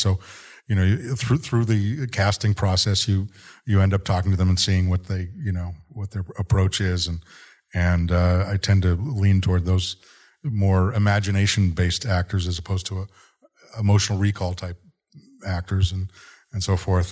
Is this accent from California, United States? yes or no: no; Boston, Massachusetts, United States; I grew up in Boston